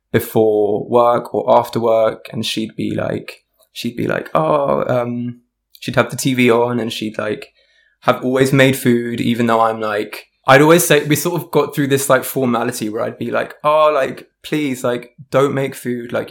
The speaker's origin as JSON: {"language": "English", "region": "London", "country": "United Kingdom", "tie": "born or raised there", "said": "I'm from South London. Yes. I've always lived here. This is pretty much, I feel very much from South London. Um, and as I said, half Indian, half Irish."}